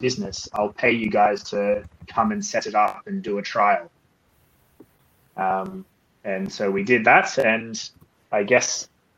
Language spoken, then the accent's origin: English; Port Macquarie, New South Wales, Australia; accent: Australian; moved away as an adult; also born or lived in Sydney / Toulouse; now in Paris, France; if you cannot tell from my accent, I am Australian. I was born in a town called Port Macquarie, nearly halfway between Sydney